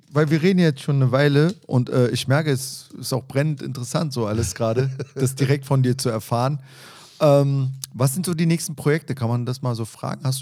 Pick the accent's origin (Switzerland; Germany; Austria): Germany; Berlin; hat mich als gebürtiger Berliner oder wie wir immer sagen, Waschechter